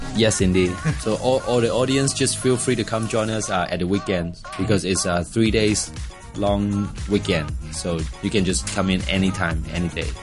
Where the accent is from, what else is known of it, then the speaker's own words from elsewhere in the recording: Hong Kong; I'm from Hong Kong